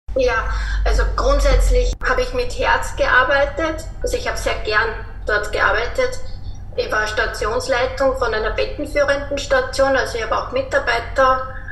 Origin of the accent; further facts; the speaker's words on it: Linz, Upper Austria, Austria; Ich komme aus Österreich, aus Linz